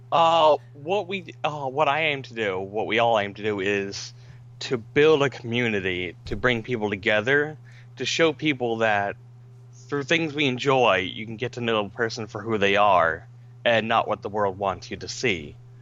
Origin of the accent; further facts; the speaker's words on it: Florida, United States; I grew up in Florida